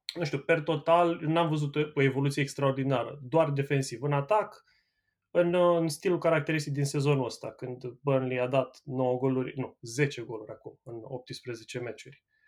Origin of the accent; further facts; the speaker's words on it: Ploiești, Prahova, Romania; now in Manchester, United Kingdom; Eu sunt ploieștean și sunt, uh, sunt și petrolist